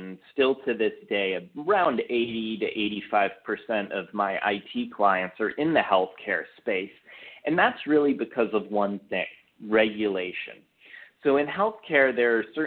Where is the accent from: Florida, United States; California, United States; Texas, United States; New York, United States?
California, United States; Redwood City; moved away as an adult; now in Los Angeles area, United States; I grew up originally in Silicon Valley in a small town called Redwood City that's not so small anymore.